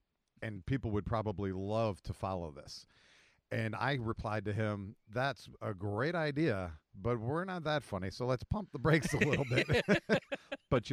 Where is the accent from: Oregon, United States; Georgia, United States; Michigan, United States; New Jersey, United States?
New Jersey, United States; I grew up in Jersey